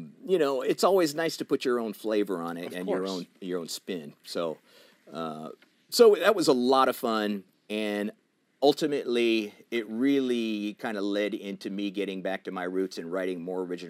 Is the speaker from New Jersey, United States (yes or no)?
yes; New Jersey, United States; moved away; I was from New Jersey.